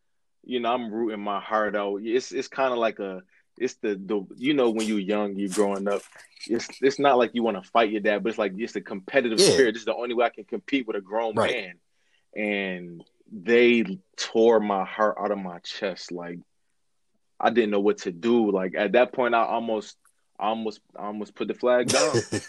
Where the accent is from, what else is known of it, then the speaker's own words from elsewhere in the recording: Buffalo, New York, United States; I've been a Bills fan since I was born in Buffalo.